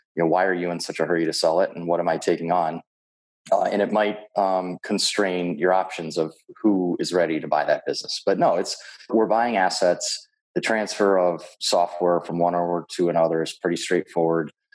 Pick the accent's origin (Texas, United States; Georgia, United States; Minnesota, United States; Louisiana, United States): Minnesota, United States; Minneapolis; my hometown of Minneapolis, Minnesota